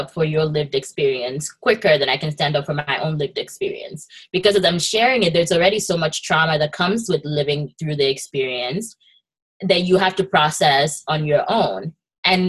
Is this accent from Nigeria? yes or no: yes; Nigeria; now in United States; I happen to be immigrant and an immigration attorney, but I also am like Nigerian born